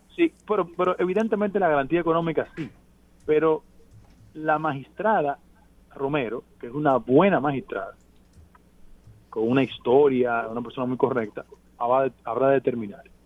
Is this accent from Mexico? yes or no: no; Dominican Republic; como dominicano